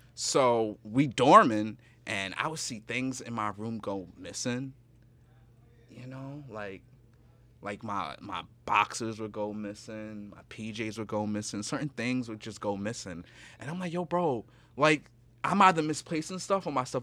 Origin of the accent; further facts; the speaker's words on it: New York City, New York, United States; I'm from the Bronx